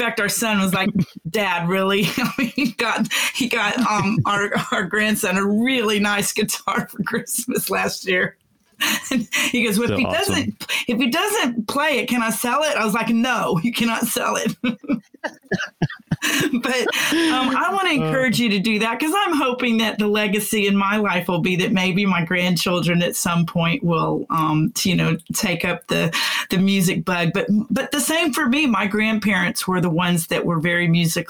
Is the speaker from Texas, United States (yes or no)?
yes; Houston, Texas, United States; also born or lived in McKinney, Texas / Denton, Texas; I'm a Texan because I was born in Houston, moved away for a little while and came back